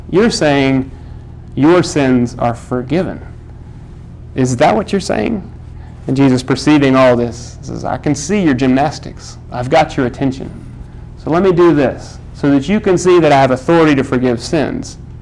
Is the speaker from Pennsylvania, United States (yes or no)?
no; Texas, United States; I'm from Texas